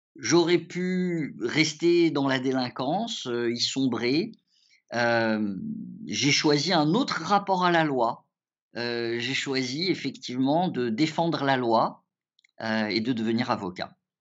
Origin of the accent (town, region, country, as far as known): France; born or raised there; also born or lived in Morocco